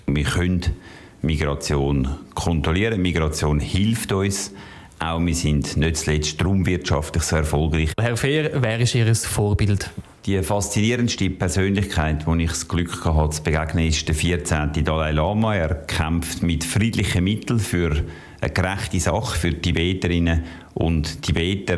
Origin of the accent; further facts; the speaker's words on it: Adliswil, Zurich, Switzerland; Ich habe einen Hausteil können kaufen dort, wo ich herkomme, dort, wo ich mich wohlfühle, in Adliswil und wo ich sehr gerne lebe.